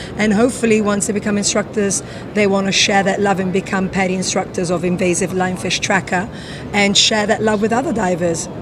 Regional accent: London, United Kingdom; moved away as an adult; now in Curaçao; Originally, I'm from London, but I've been living in the Caribbean

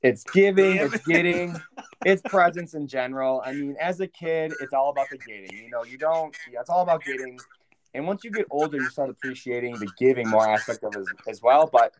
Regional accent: Huntley, Illinois, United States; we're from Huntley.

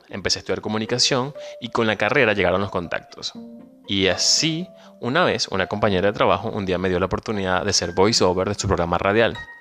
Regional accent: Venezuela; moved away as an adult; now in Argentina; Soy venezolano, emigrante

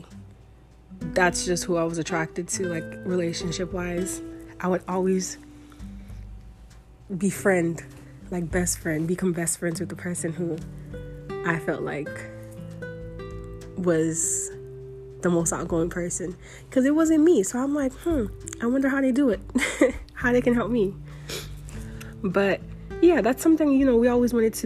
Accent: Florida, United States; moved away as an adult; I'm from Florida

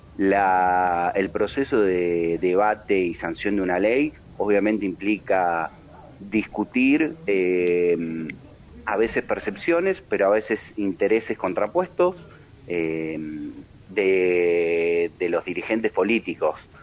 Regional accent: Argentina; como argentinos

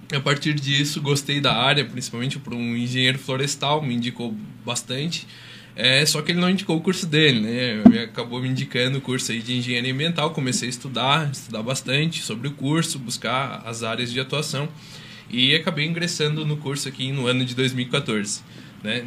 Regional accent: São Joaquim, Santa Catarina, Brazil; also born or lived in Rio do Sul; Eu sou da Serra, sou serrano, sou de São Joaquim.

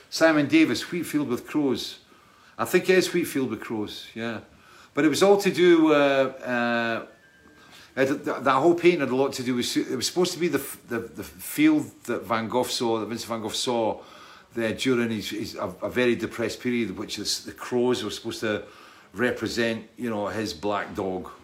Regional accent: Scotland, United Kingdom; I'm Scottish

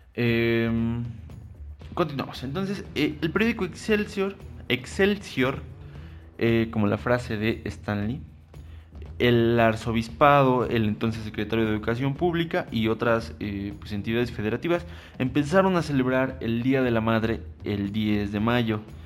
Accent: Mexico; somos mexicanos orgullosos

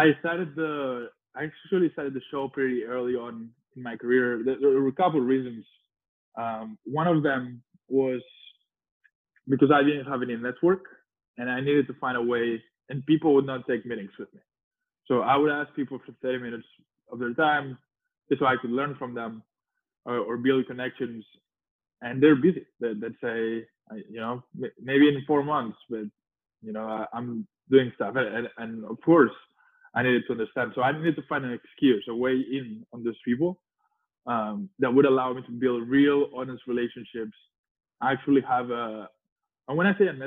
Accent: Spain; moved away as an adult; I was early 20s from Spain.

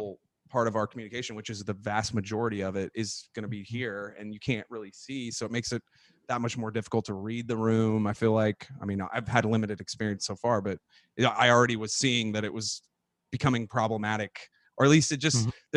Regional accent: San Antonio, Texas, United States; moved away as an adult; where I grew up in my hometown in San Antonio

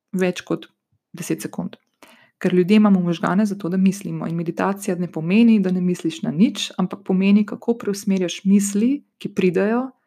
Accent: Slovenia; prihajam iz Slovenije

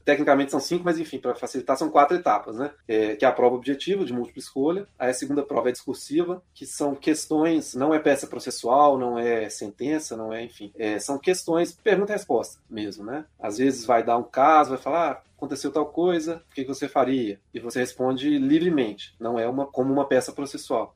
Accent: Belo Horizonte, Minas Gerais, Brazil; eu sou de Minas, sou de BH

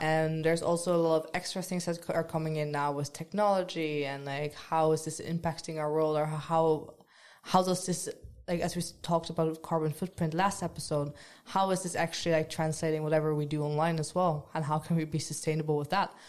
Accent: Netherlands; moved away as an adult; now in Trondheim, Norway; I'm from the Netherlands

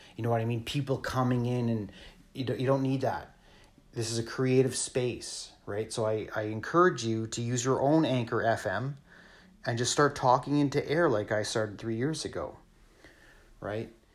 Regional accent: Thunder Bay, Ontario, Canada; also born or lived in Sault Ste. Marie, Ontario; now in British Columbia, Canada; I was born in Sault Ste. Marie, Ontario. I grew up in Thunder Bay, Ontario. I live in British Columbia

